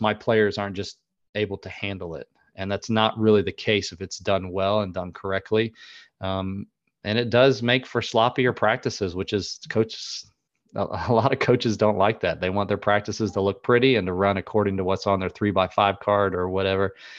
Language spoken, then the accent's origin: English; North Carolina, United States; where I was from North Carolina